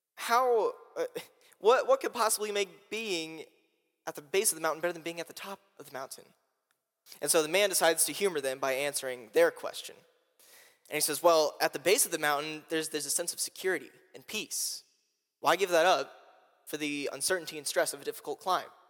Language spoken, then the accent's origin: English; Indianapolis, Indiana, United States; moved away; I'm from Indianapolis, Indiana